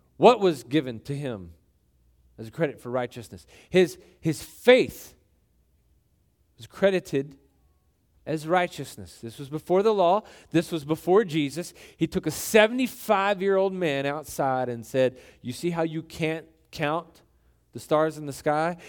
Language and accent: English; Texas, United States; we, we grew up in Texas